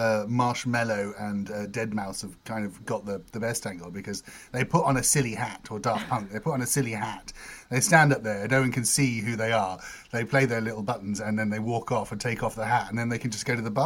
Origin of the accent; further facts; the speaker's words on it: United States; moved away; I was kind of brought up around Americans. I was born in America